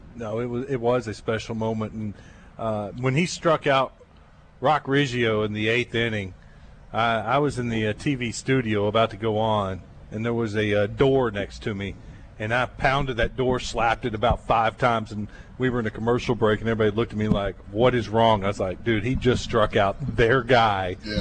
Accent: Jacksonville, Texas, United States; moved away; Jacksonville, Texas, my hometown

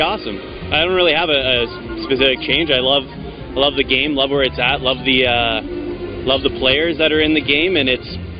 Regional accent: Chicago, Illinois, United States; from Chicago.

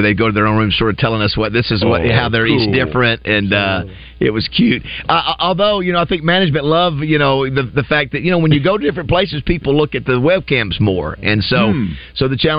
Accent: Florida, United States; moved away; growing up in Florida

